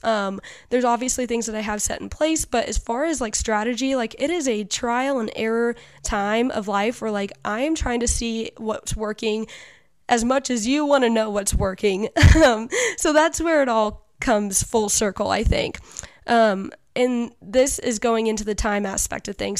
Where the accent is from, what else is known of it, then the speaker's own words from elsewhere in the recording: Western Illinois, United States; I am from Western Illinois